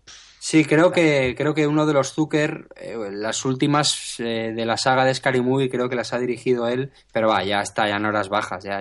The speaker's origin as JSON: {"language": "Spanish", "town": "San Sebastián", "region": "Basque Country", "country": "Spain", "said": "yo que soy de San Sebastián"}